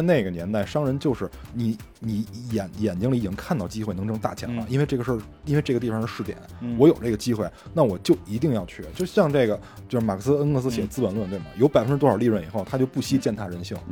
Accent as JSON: {"language": "Chinese", "country": "China", "said": "我们中国人和西方人的价值观的一种冲突"}